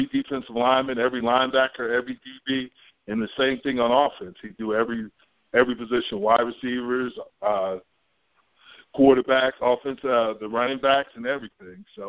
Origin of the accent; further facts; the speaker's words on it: Jersey Shore, New Jersey, United States; I grew up in New Jersey. I grew up on the Jersey Shore, and I was a Giants fan